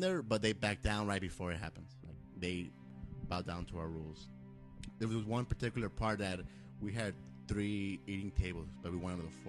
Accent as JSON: {"language": "English", "town": "Los Angeles", "region": "California", "country": "United States", "said": "Cause I'm from South Central, so we're a little different over there."}